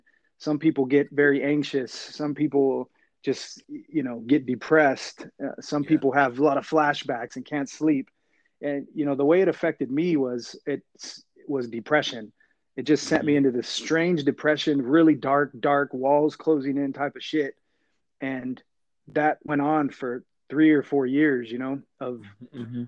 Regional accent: Fresno, California, United States; I grew up in Fresno, California.

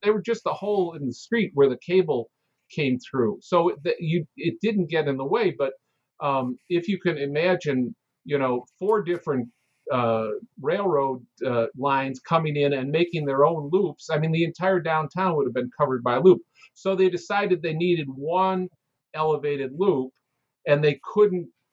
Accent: Chicago, Illinois, United States; I'm born and raised in Chicago

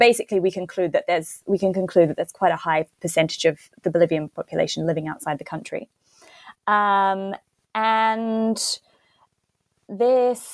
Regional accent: Christchurch, Canterbury, New Zealand; moved away as an adult; also born or lived in Santiago, Chile / United Kingdom; my hometown of Christchurch

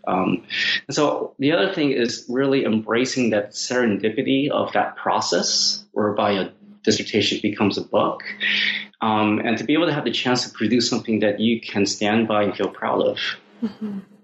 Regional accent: Seattle, Washington, United States; a Chinese American kid growing up in Seattle

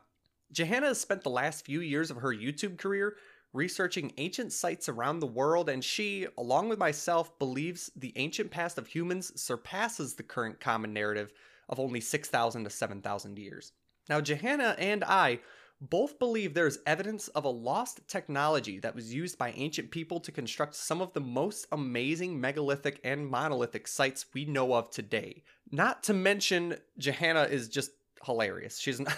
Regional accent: Michigan, United States; I'm from Southeast Michigan.

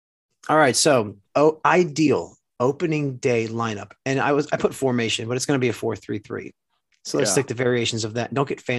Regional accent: New Jersey, United States; moved away; Like growing up in New Jersey.

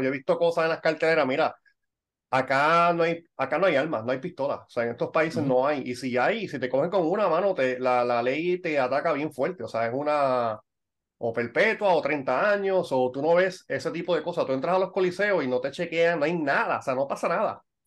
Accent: Puerto Rico; now in Ireland; yo soy puertorriqueño, pero vivo en Irlanda

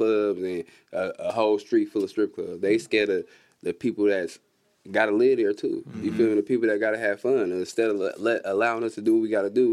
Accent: Oakland, California, United States; moved away as an adult; now in Las Vegas, United States; I'm from Oakland

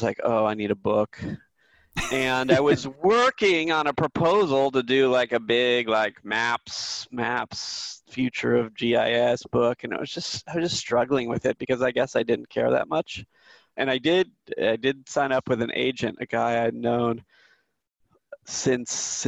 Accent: Silicon Valley, California, United States; I grew up in Silicon Valley

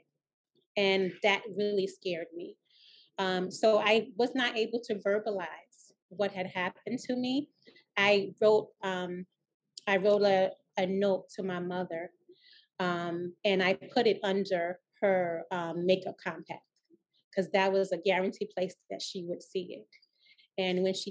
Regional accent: New York City, New York, United States; I was raised in Laurelton, Queens, and I went to school in District 29.

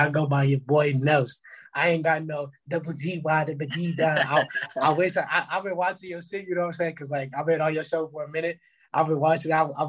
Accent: Puerto Rico; I'm Puerto Rican

